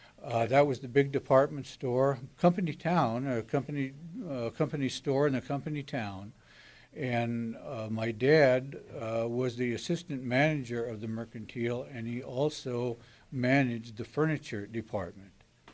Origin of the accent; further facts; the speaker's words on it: Colfax, Washington, United States; born there; Actually, I was born in Colfax, but I lived at the depot down here in Potlatch for the first year of my life.